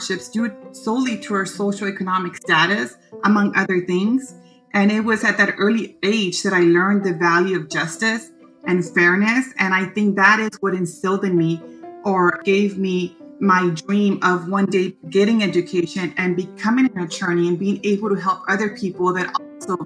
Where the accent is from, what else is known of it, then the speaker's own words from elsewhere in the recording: Mission, Texas, United States; also born or lived in McAllen, Texas / Michigan; I was raised in Mission, Texas, and I attended La Jolla High School